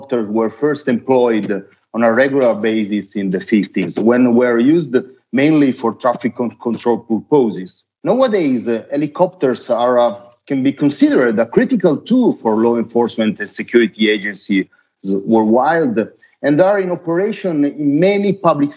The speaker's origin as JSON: {"language": "English", "country": "Italy", "also_born_or_lived": "Varese", "said": "I'm from Italy, and I'm based near Milan at our headquarters in near Varese."}